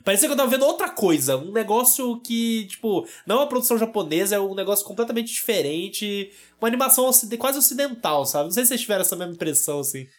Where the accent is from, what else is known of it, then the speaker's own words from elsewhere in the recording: Brazil; Principalmente porque somos brasileiros.